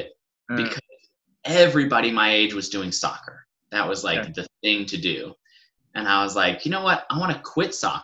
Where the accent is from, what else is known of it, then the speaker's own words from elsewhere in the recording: Atlanta, Georgia, United States; I grew up in Atlanta. I was born and raised there